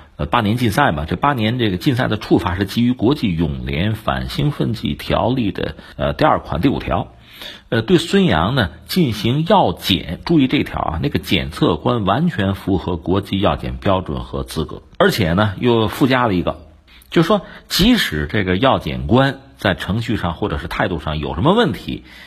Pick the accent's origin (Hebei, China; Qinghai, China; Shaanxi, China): Hebei, China; 我们作为河北人